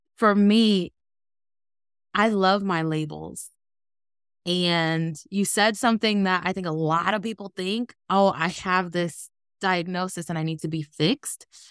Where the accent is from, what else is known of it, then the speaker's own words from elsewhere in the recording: Ohio, United States; also born or lived in Los Angeles, California; when I was nine, my grandfather got sick in Ohio